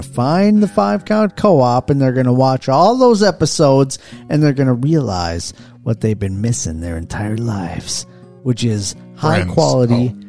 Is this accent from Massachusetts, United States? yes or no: no; Mankato, Minnesota, United States; also born or lived in Lake Crystal / Judson; I'm from Mankato. I was born in Mankato. I grew up in Mankato